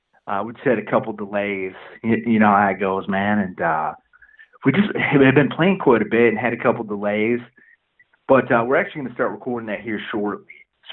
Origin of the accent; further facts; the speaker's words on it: Flint, Michigan, United States; Well, dude, I'm from the Flint area, man.